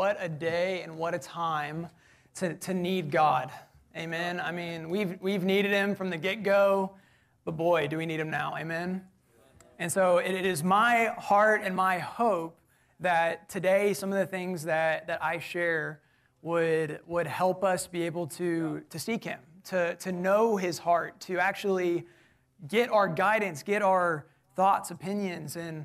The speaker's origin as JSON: {"language": "English", "town": "College Station", "region": "Texas", "country": "United States", "tie": "born or raised there", "said": "I'm actually from College Station. So born and raised"}